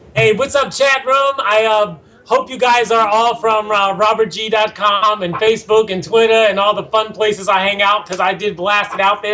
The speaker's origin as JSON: {"language": "English", "town": "Philadelphia", "region": "Pennsylvania", "country": "United States", "tie": "born or raised there", "moved": "yes", "said": "I grew up in Germantown in Mount Airy"}